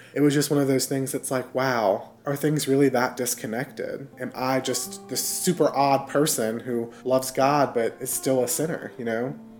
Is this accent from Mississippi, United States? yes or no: yes; Mississippi, United States; Growing up in Mississippi means there are more churches than Starbucks